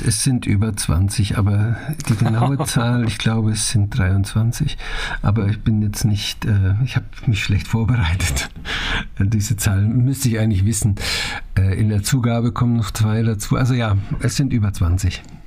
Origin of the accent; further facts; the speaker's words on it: Germany; also born or lived in Naila, Bavaria; ich bin ein, hundertprozentiger Vogtländer. Und zwar meine Mutter kommt aus dem sächsischen Vogtland